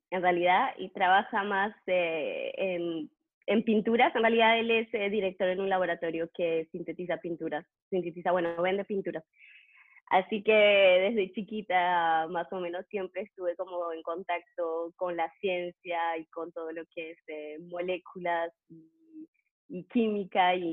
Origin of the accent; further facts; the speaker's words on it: Trois-Rivières, Quebec, Canada; also born or lived in Montreal; porque yo no, no crecí en Montreal, crecí en Trois-Rivières. Y ahí fui, hice la licencia, hice eh, la maestría y para, para, el doctorado me mudé a Montreal